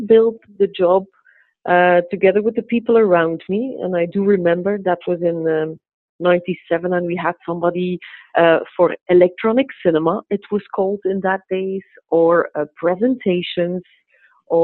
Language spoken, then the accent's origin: English; Kortrijk, Flanders, Belgium; also born or lived in England; I was born and raised in Kortrijk